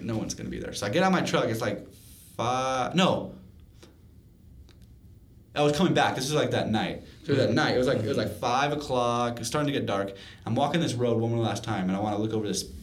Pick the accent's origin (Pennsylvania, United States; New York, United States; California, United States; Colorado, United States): Colorado, United States; Longmont; I grew up in Longmont, just north of here